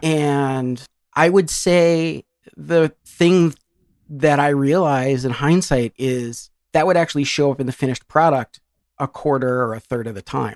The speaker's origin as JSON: {"language": "English", "town": "Ann Arbor", "region": "Michigan", "country": "United States", "tie": "born or raised there", "said": "I grew up in Ann Arbor, Michigan"}